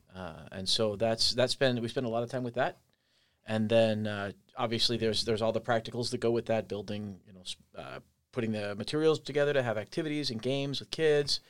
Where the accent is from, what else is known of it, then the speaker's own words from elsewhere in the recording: Andover, Kansas, United States; moved away; also born or lived in Colorado Springs, Colorado / Omaha, Nebraska / Ames, Iowa; I am from Andover, Kansas